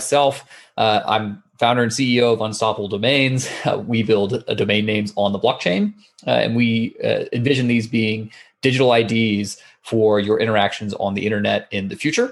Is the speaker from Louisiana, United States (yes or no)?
no; Atlanta, Georgia, United States; moved away as an adult; also born or lived in San Francisco; I grew up in Atlanta, Georgia, which is on the eastern side of the United States